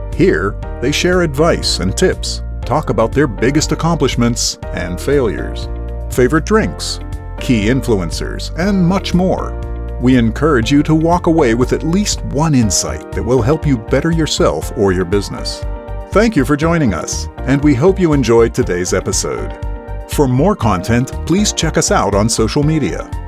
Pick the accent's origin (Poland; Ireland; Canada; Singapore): Ireland; as an Irish person